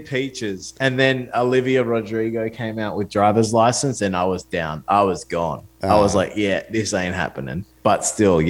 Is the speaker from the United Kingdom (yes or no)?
no; Australia; I'm an Australian artist